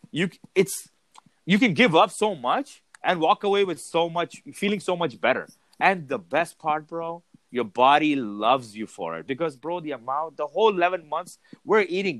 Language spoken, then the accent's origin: English; Dubai, United Arab Emirates; moved away; born and raised in Dubai.